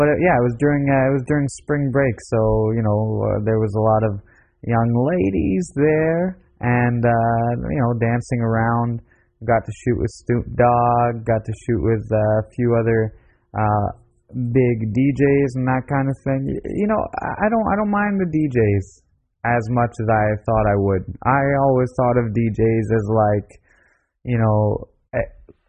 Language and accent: English; Canada; I'm from Canada